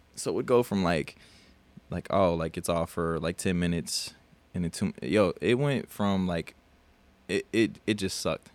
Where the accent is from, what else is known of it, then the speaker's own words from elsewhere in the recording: South Dakota, United States; now in Texas, United States; I'm from South Dakota